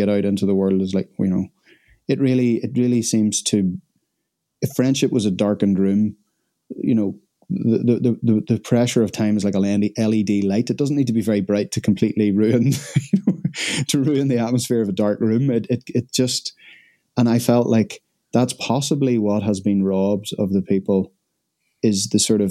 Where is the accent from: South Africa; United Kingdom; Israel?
United Kingdom; Northern Ireland; I'm Northern Irish